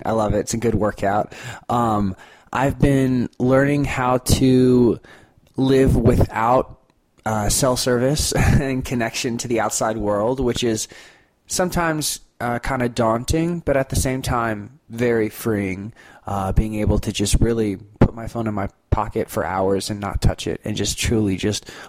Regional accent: Destin, Florida, United States; I'm from Destin, Florida

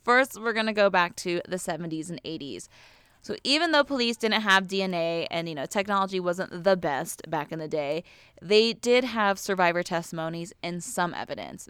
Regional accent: Ventura County, California, United States; I grew up in Ventura County

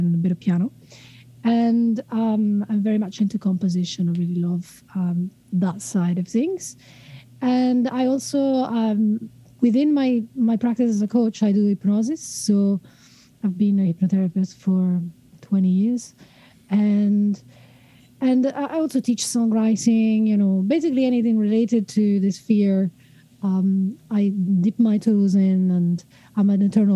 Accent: Italy; moved away as an adult; also born or lived in Scotland; now in Wellington, New Zealand; originally I'm from Italy

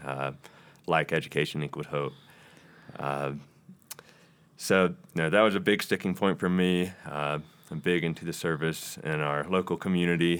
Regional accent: Rock Hill, South Carolina, United States; I'm from Rock Hill, South Carolina

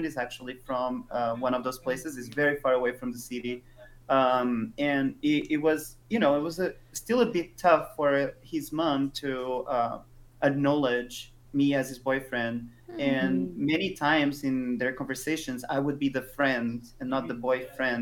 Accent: Portugal; growing up in Portugal

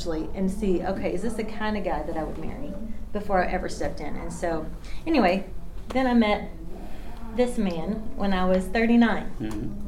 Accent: Bartlesville, Oklahoma, United States; born there; I was born in Bartlesville, Oklahoma, so I'm not very far from here. So I claim Oklahoma. I got deep, good roots here.

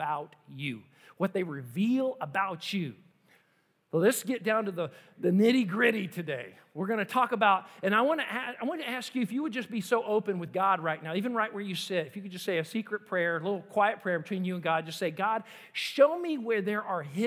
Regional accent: United States; as an American

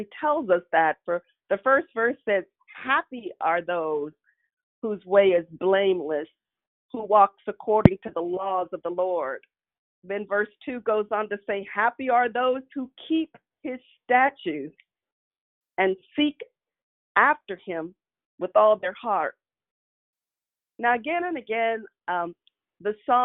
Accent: Kansas City, United States; when I was a child growing up in Kansas City

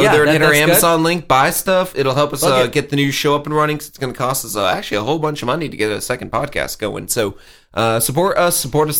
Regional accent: the South, United States; I'm from the South and I am gay.

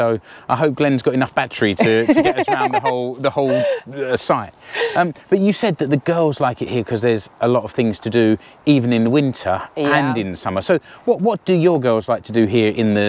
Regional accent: United Kingdom; which for me as a Brit, it looks really evocative and romantic.

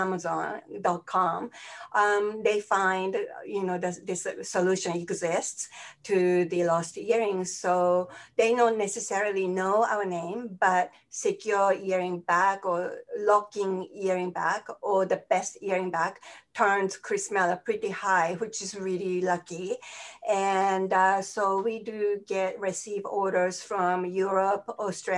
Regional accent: Tokyo, Japan; moved away as an adult; now in United States; I grew up in Tokyo

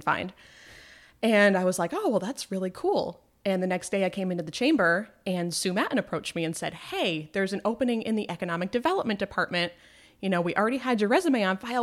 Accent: Malone, New York, United States; moved away as an adult; now in Plattsburgh, United States; I grew up in Malone, just outside of Malone, New York

